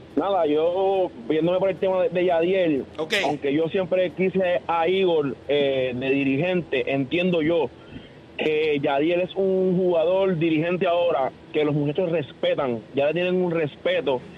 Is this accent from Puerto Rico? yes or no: yes; Puerto Rico; como puertorriqueño